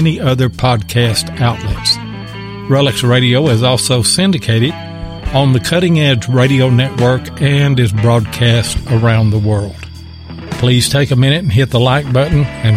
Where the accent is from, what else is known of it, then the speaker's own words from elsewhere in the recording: Texas, United States; I was born in Texas as well